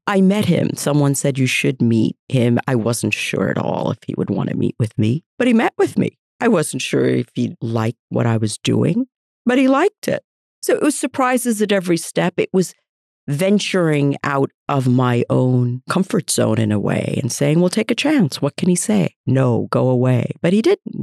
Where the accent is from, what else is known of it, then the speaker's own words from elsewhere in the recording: United States; also born or lived in India; grew up in America.